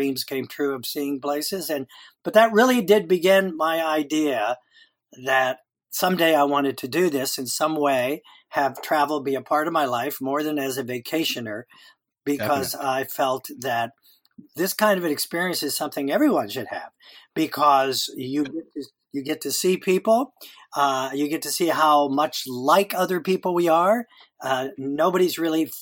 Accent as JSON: {"language": "English", "town": "Miami", "region": "Florida", "country": "United States", "tie": "born or raised there", "moved": "as an adult", "lives_now": "Topanga, United States", "said": "I was born in Miami a while ago, a long time ago. But I moved to California"}